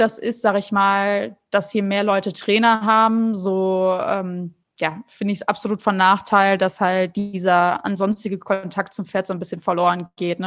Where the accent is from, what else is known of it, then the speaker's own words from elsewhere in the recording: North Rhine-Westphalia, Germany; moved away as an adult; now in São Paulo, Brazil; ich komme ja eigentlich ursprünglich aus NRW